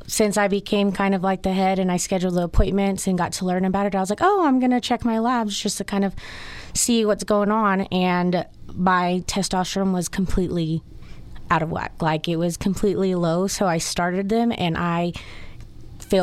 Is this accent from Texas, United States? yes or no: yes; Dalhart, Texas, United States; now in Amarillo, United States; I was raised in Dowhart